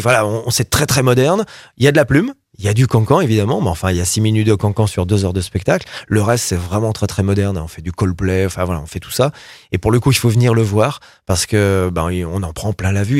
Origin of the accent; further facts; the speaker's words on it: Roanne, Auvergne-Rhône-Alpes, France; je suis rouennais, je suis né à Rouen